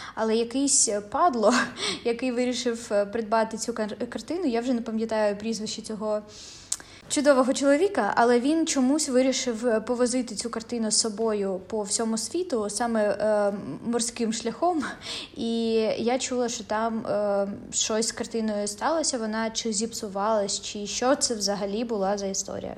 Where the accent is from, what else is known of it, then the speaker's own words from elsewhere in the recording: Donetsk Oblast, Ukraine; я сама з Донецької області